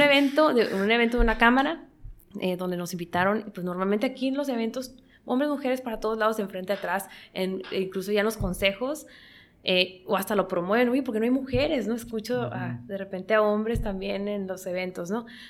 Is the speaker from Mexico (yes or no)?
yes; Mexico; yo soy mexicana